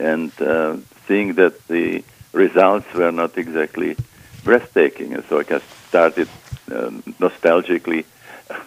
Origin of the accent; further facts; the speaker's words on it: Prague, Czechia; moved away as an adult; I was born in Prague, Czechoslovakia.